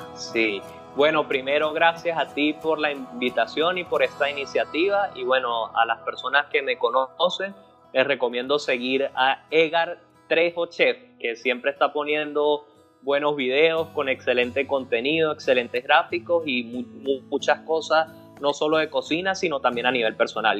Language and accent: Spanish; Venezuela; a nosotros como venezolanos